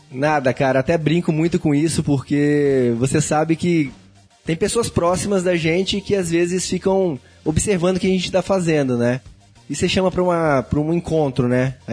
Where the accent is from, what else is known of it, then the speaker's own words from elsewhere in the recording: Vila Velha, Espírito Santo, Brazil; Mas eu sou de Vila Velha, Espírito Santo e o Ricardo também, né?